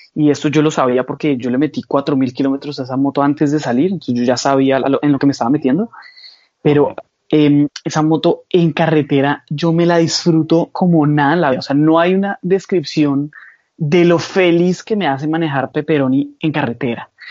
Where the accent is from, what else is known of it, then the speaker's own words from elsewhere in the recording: Colombia; moved away; yo soy un joven colombiano que ha sido muy soñador